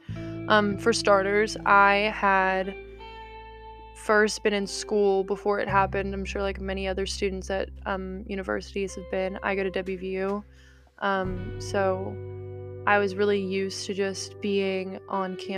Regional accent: Morgantown, West Virginia, United States; I'm also from Morgantown, West Virginia

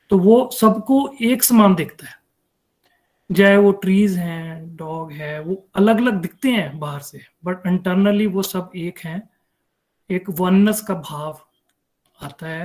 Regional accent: Denver, Colorado, United States; now in Denver, United States; हरी हरी बोल everyone … Denver Colorado से हूँ

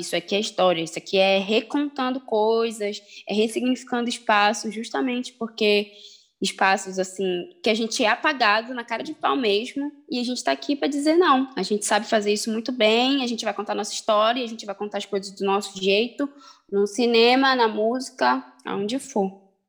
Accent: Belém, Pará, Brazil; tenho 22 anos e sou daqui de Belém do Pará.

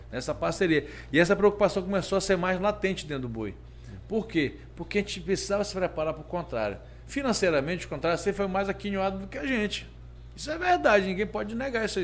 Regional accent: Parintins, Amazonas, Brazil; um menino criado aqui na Baixa

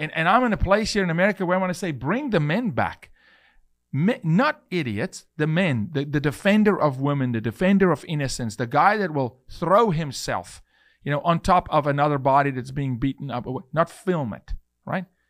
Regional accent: South Africa; I'm a South African male

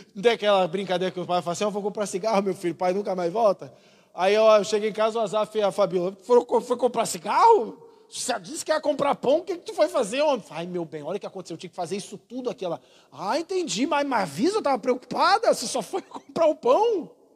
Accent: Rio de Janeiro, Brazil; moved away; sou carioca.

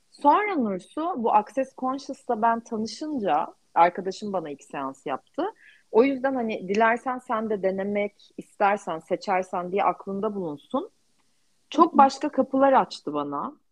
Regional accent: Turkey; ben de Türk'üm ve ben çok mutluyum Türk olmaktan

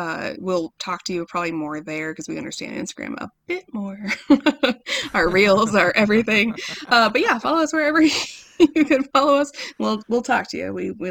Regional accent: Midwest, United States; moved away; We grew up in the Midwest

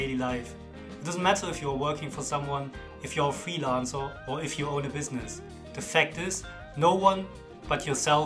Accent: Germany; accent: German; English is a second language; now in Leigh, United Kingdom; I am a born and raised German, living with my wife and daughter in Lee, Greater Manchester

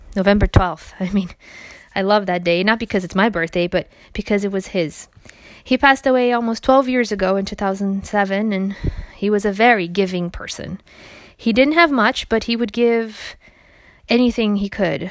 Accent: Brazil; moved away; As a child growing up in Brazil

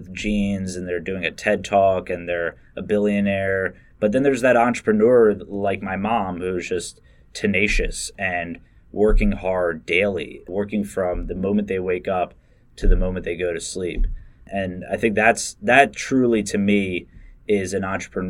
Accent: Bucks County, Pennsylvania, United States; I grew up in Bucks County

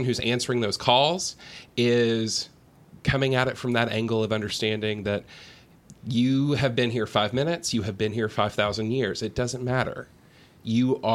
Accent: Fentress County, Middle Tennessee, United States; now in Nashville, United States; I grew up in Middle Tennessee in Fentress County

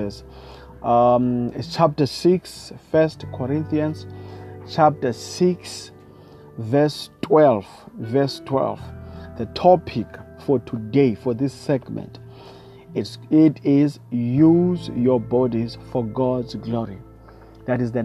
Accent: South Africa; I come all the way from South Africa

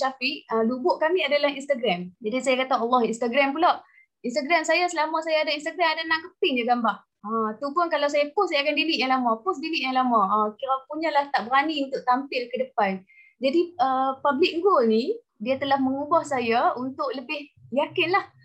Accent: Perlis, Malaysia; also born or lived in Melaka; now in Kuala Lumpur, Malaysia; saya dilahirkan di Melaka, dibesarkan di Perlis.

